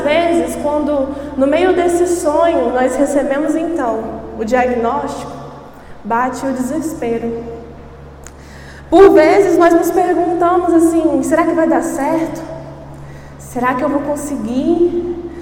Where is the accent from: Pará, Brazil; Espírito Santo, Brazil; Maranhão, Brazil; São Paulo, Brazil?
Espírito Santo, Brazil; sou do Espírito Santo, eu e meu esposo pastoreamos lá